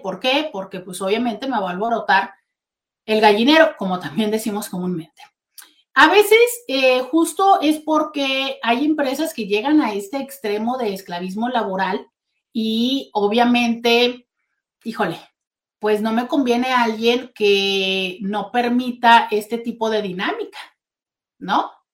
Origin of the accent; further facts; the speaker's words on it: Mexico; somos los mexicanos